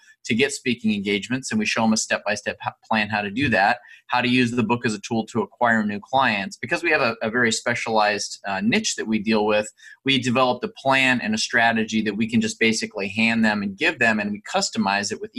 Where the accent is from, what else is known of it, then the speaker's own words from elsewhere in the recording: Southern California, United States; I grew up in Southern California